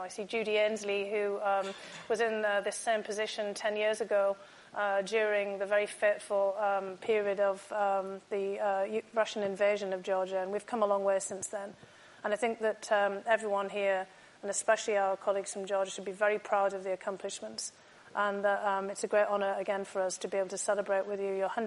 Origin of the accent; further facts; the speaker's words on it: United Kingdom; Growing up in the United Kingdom, I actually grew up with lots of stories of Queen Tamara